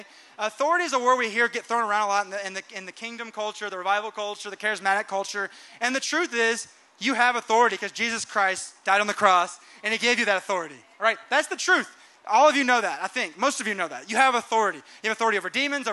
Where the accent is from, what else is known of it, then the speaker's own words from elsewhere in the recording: Atlanta, Georgia, United States; moved away as an adult; also born or lived in Redding, California / Mozambique; now in Morelos, Mexico; Jennifer and I come from Atlanta. We're city people